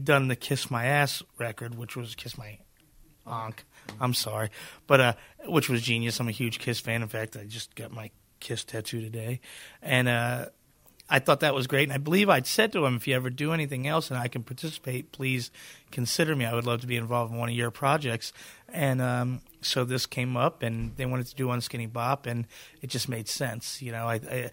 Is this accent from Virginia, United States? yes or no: yes; Virginia, United States; I'm from Virginia.